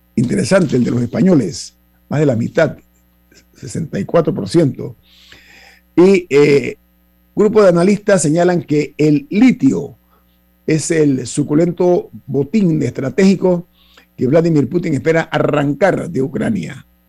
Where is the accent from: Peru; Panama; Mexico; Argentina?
Panama